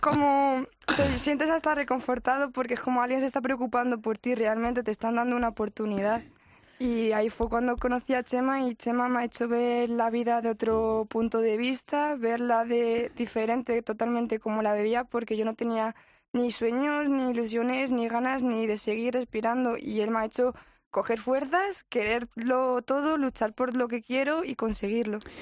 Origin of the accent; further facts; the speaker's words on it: Madrid, Community of Madrid, Spain; Yo de aquí, de Madrid.